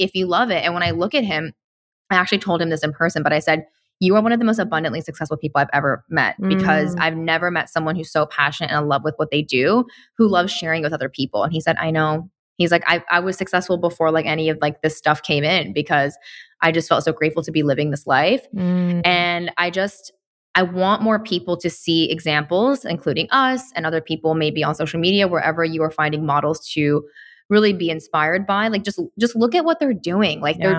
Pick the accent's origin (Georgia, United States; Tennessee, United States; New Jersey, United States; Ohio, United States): Tennessee, United States; a creator who moved to Tennessee, which is actually my home state.